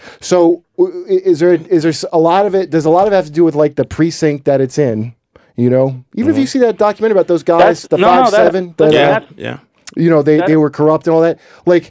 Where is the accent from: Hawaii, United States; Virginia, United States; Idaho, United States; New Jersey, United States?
New Jersey, United States; Toms River; Where I grew up in Tom's River.